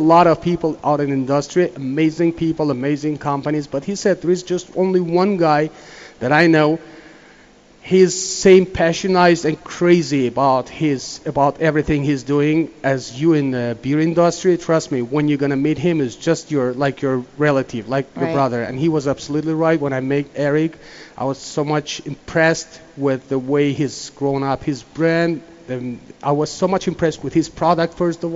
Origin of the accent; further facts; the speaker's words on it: Turkey; moved away as an adult; I was born in Turkey